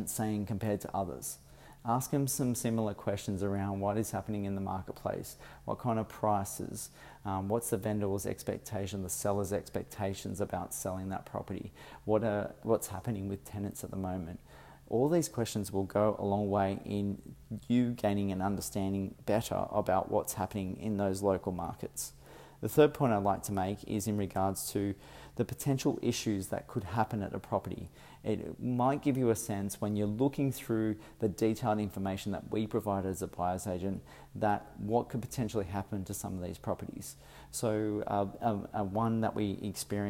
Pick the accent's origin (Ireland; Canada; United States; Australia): Australia; Sydney, New South Wales; As I am from Sydney, I've come up to Brisbane